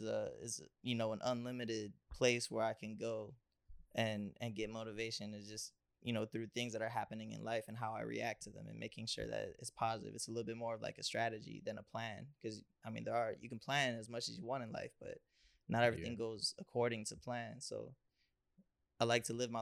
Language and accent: English; Cleveland, Ohio, United States; Growing up in Cleveland, you see a lot of violence and a lot of just negative things